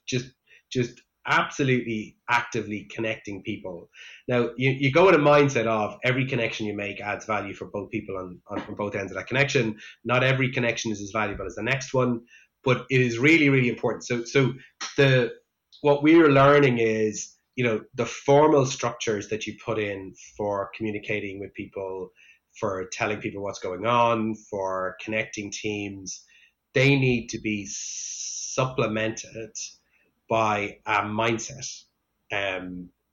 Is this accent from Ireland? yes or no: yes; Ireland; I grew up in Ireland